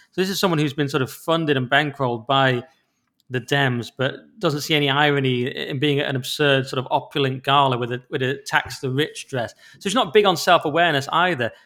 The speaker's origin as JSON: {"language": "English", "region": "England", "country": "United Kingdom", "said": "because we're English"}